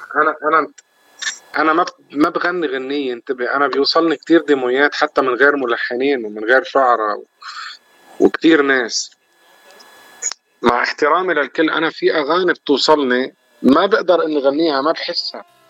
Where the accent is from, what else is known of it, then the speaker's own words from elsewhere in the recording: Lebanon; moved away as an adult; now in Canada; انا من لبنان